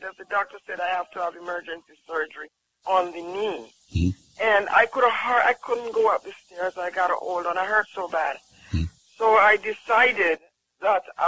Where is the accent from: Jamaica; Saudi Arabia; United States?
Jamaica; I'm from Jamaica